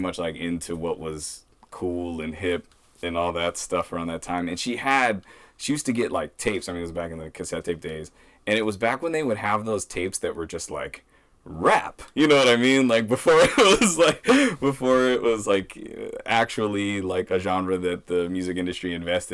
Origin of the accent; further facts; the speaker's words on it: Portland, Maine, United States; Portland was a very safe and good place to grow up